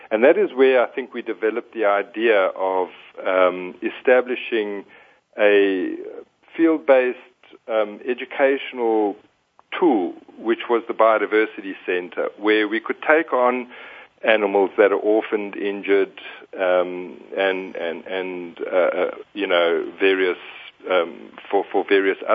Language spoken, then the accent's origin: English; Northern Province, Zambia; probably the most influential part in my life was growing up in Zambia, in northern Zambia. Um, I spent a good part of my formative years in the Bangweulu swamps.